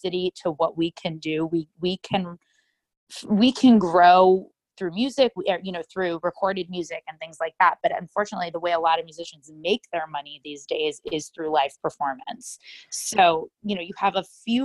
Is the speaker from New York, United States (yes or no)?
yes; New York City, New York, United States; I'm a violinist from New York City.